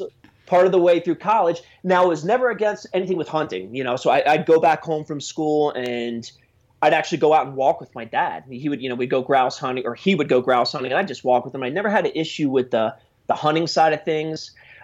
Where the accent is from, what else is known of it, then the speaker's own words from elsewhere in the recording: New Jersey, United States; I grew up in New Jersey and then went down to school in University of Delaware.